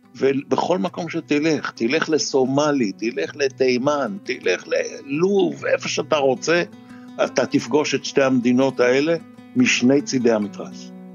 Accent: Israel; אני כישראלי

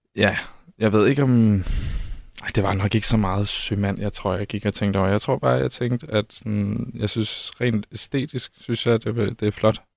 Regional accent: Holstebro, Central Denmark Region, Denmark; now in Copenhagen, Denmark; Jeg voksede op i Vestjylland

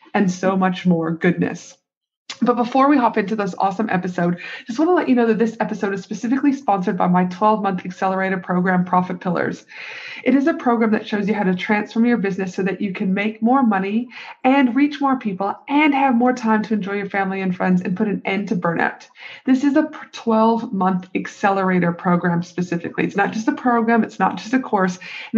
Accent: Canada; now in United States; I get a little bit lonely being a Canadian over here, but I've also lived in the US for a quarter of my life.

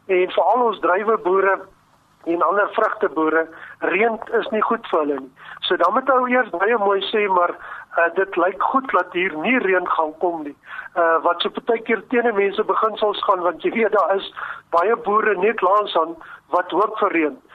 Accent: Free State, South Africa; ek dink omdat ek maar 'n plaasseun is en ek het hier in die Wes-Vrystaat groot geword en veral in die droogtejare hier van 1965 uh, eh, het 'n geweldige indruk op my gemaak

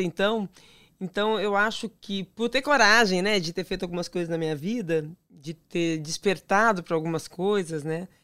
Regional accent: São Paulo, Brazil; sou de São Paulo, capital

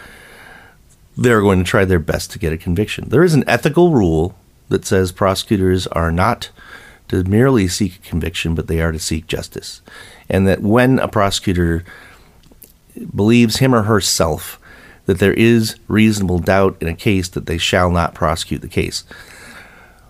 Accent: United States; as American citizens

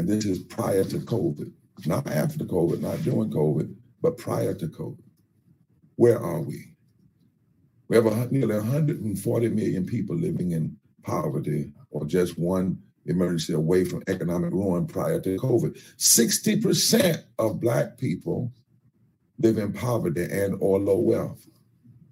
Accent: North Carolina, United States; I come from North Carolina, where my father worked in Warren County

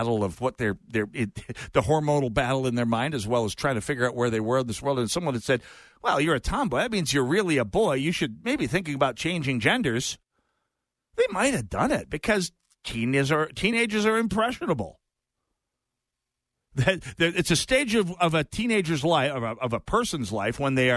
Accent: Jamestown, North Dakota, United States; North Dakota was my hometown of Jamestown

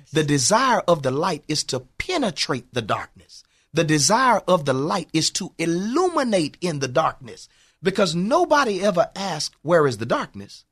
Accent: Houston, Texas, United States; I grew up in, in Fifth Ward, Texas

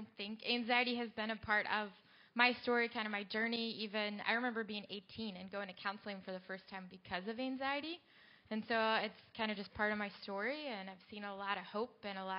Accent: Athens, Georgia, United States; now in Atlanta, United States; I'm from Athens, Georgia.

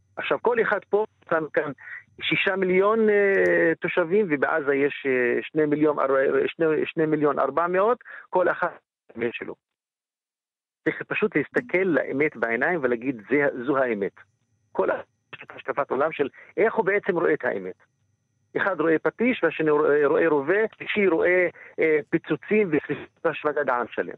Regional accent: Israel; גם כפלסטיני וגם כערבי ישראלי

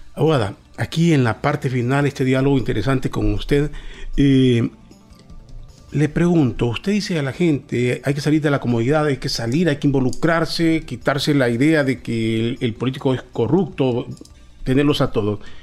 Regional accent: Honduras; los hondureños

